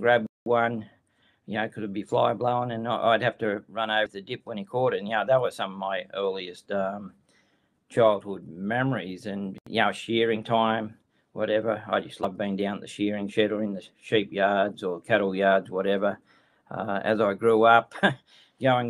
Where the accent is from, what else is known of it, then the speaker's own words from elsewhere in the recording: New South Wales, Australia; I'm from Ningen, New South Wales, which is sort of roughly about in the middle of New South Wales. Lived out here all my life